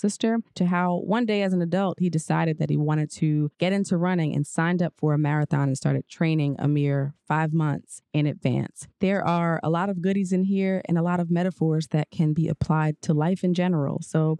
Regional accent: New Jersey, United States; So I grew up in Jersey, and for all intents and purposes, the suburbs, right? So close to New York

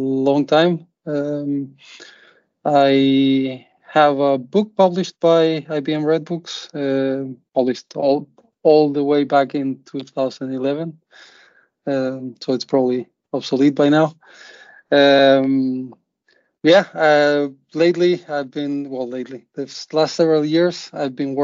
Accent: Uruguay; now in Denmark; I'm originally from Uruguay. I've been around quite a bit, so I've worked and lived in a few countries, but eventually made it to Denmark, and that's where I'm based now

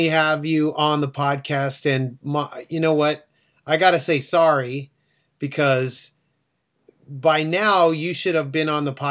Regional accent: Phoenix, Arizona, United States; hey, let's go outside because I'm from Phoenix and it never rains, and it was raining that night.

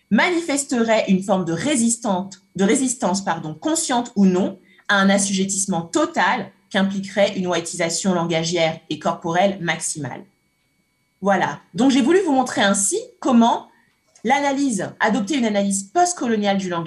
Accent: Cameroon; j'ai grandi au Cameroun, j'ai grandi au Cameroun. J'ai un peu du mal à, imiter, mais j'ai grandi au Cameroun.

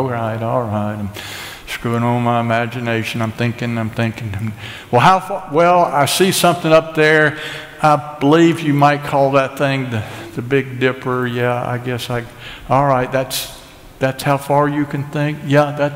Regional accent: Asheville, North Carolina, United States; I'm an American. I'm a Southerner. I'm an Ashevillian.

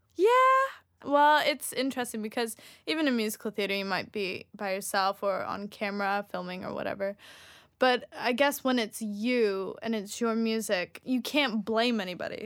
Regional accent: United States; moved away; also born or lived in Sweden / Australia; I'm from the United States

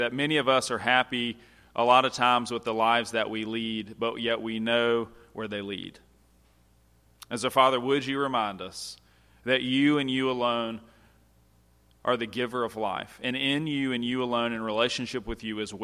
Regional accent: United States; As an American

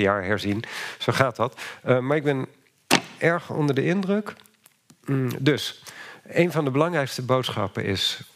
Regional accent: Netherlands

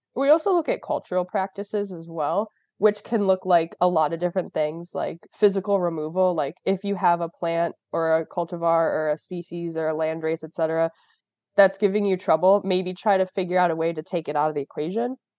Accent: Rochester, New York, United States; I'm from Rochester, New York

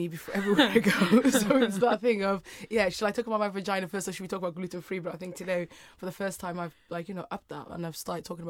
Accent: United Kingdom; and then being very British as well at the same time. I just was trying to figure out what girls like me meant.

